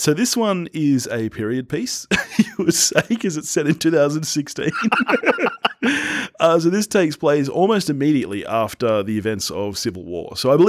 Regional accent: Australia; This is one of the few times I love being an Australian film fan, is that we get these movies

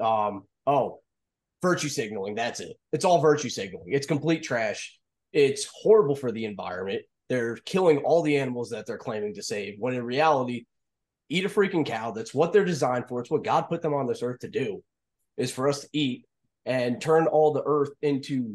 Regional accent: New Jersey, United States; moved away as an adult; also born or lived in Las Vegas, Nevada / New Mexico; now in Florida, United States; when I was growing up in Jersey

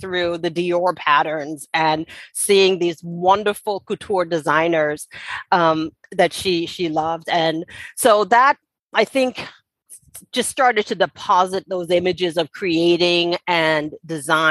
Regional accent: Nassau, New Providence, Bahamas; I was born and raised in Nassau, Bahamas

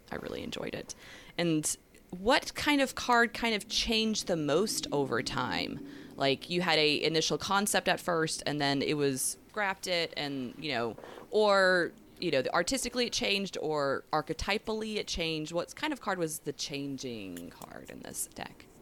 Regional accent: the southeast of the U.S., United States; I don't know if you can tell by my accent that slips out sometimes. I'm from the southeast of the U.S.

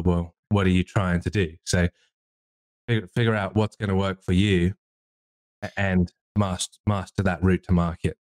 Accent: England, United Kingdom; I'm English

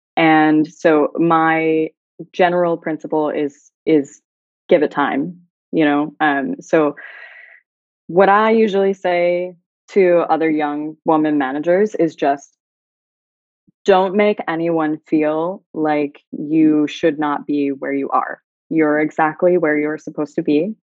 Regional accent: United States; moved away as an adult; now in Dubai, United Arab Emirates; as an American

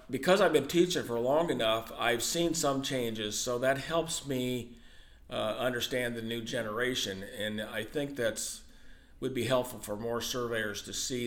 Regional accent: Hamilton, Illinois, United States; a small town in where I grew up in Hamilton

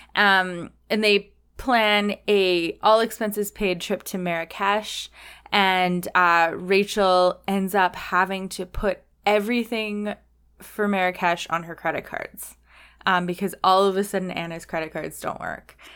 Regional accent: Canada; as a Canadian

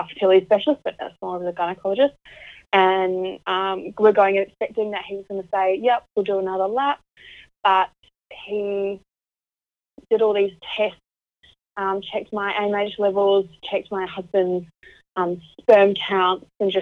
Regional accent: Auckland, New Zealand; moved away as an adult; now in Melbourne, Australia; I'm originally from Auckland in New Zealand, but I'm now living in Melbourne with my husband

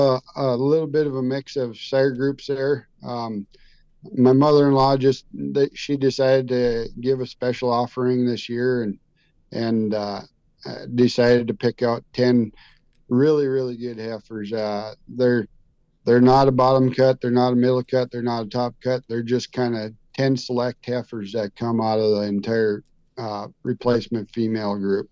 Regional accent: Minnesota, United States; now in New Salem, United States; I grew up actually in Minnesota and moved out west

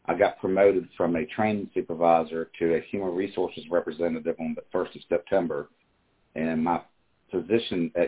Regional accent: Glen Wilton, Virginia, United States; I was born in Bodotot County in Virginia, in a little community called Glen Wilton. There's probably about 100 people in that town. And I was the paper boy from the age of 11 to 18

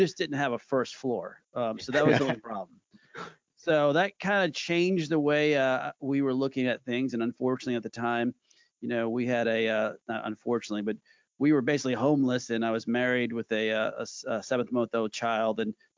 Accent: New Orleans, Louisiana, United States; also born or lived in Texas; Although I dipped my toe in Texas at one point going to TCU, being a Horned Frog, I'm from New Orleans. And I went back there for law school

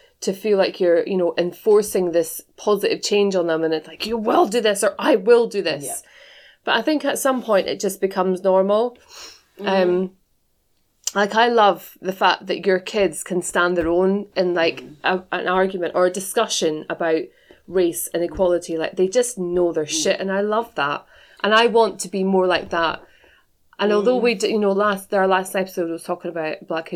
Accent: Scotland, United Kingdom; being from Scotland as well

